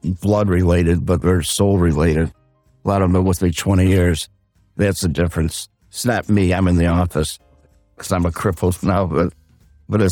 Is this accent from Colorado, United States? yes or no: no; Buffalo, New York, United States; now in Arizona, United States; We're from Buffalo, New York